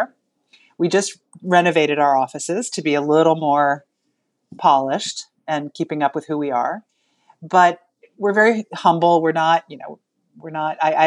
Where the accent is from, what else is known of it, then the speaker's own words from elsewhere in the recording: the Berkshires, Massachusetts, United States; We are from the Berkshires